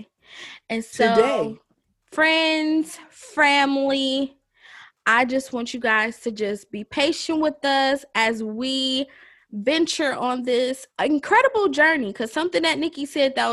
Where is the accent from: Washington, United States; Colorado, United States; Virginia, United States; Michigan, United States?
Michigan, United States; Detroit; now in Georgia, United States; I am originally from Detroit, Michigan.